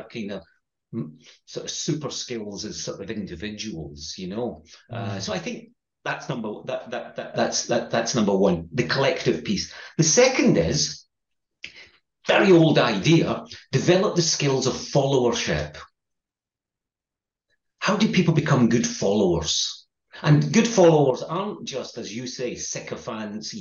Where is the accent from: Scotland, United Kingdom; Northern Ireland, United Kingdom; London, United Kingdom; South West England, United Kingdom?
Scotland, United Kingdom; accent: Scottish; my Scottish accent